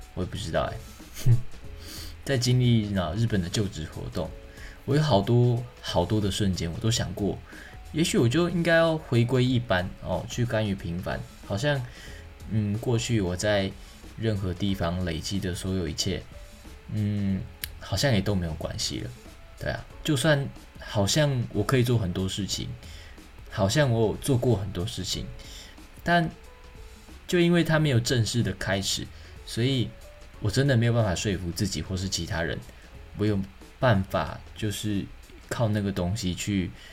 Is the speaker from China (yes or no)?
no; Taiwan; 身为这块土地的人，身为台湾人